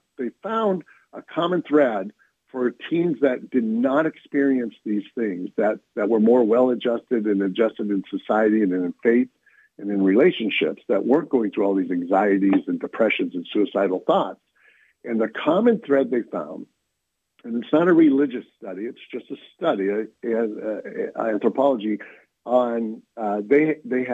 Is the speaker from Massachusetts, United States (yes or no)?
no; North County, California, United States; also born or lived in Steubenville, Ohio; I had grown up in North County